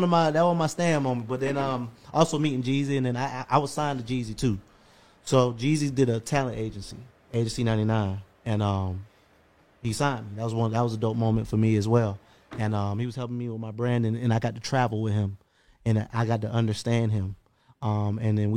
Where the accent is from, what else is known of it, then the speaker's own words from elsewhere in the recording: South Florida, United States; moved away as an adult; now in Atlanta, United States; I'm from South Florida